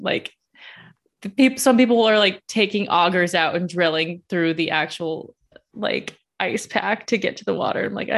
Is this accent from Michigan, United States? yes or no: no; Las Vegas, Nevada, United States; moved away as an adult; also born or lived in upstate New York; now in New York, United States; I'm from Las Vegas. I live in upstate New York now. This is my first winter.